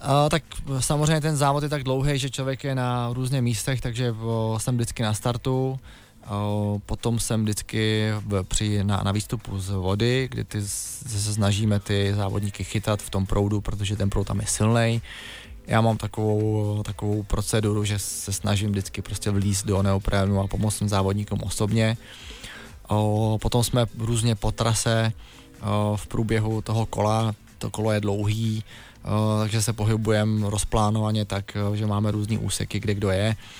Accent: Děčín, Ústí nad Labem Region, Czechia; Já pocházím z Děčína

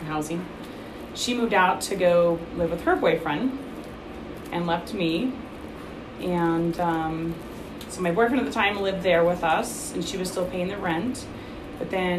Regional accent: Oregon, United States; now in Utah, United States; I'm from Oregon. Moved here in 99.

